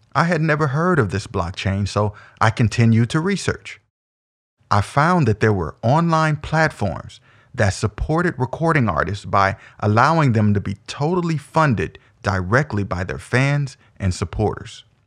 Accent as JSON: {"language": "English", "town": "Omaha", "region": "Nebraska", "country": "United States", "tie": "born or raised there", "said": "I was also born and raised in Omaha, the O, as we affectionately call it, was all that I knew up to that point"}